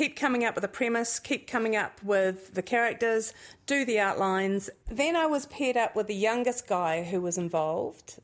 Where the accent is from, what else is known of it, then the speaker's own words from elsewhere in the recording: Nelson, New Zealand; Growing up in Nelson, mum and dad did get very involved in counterculture